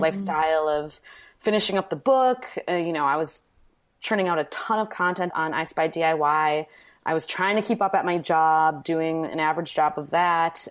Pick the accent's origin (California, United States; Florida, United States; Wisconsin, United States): Wisconsin, United States; Manitowoc; moved away as an adult; also born or lived in New York; now in Milwaukee, United States; I'm from Wisconsin, Manitowoc, Wisconsin, which is now kind of an infamous city, but I wanted to get out of it pretty much forever.